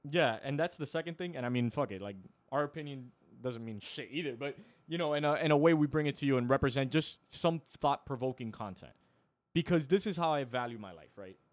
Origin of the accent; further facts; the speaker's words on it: Miami, Florida, United States; we're from Miami